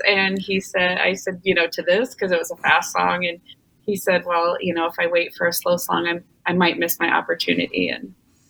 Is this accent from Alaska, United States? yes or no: no; Des Moines, Iowa, United States; I born and raised in Des Moines, Iowa, right in the heart of the Midwest. And I'm 53, lived here all my life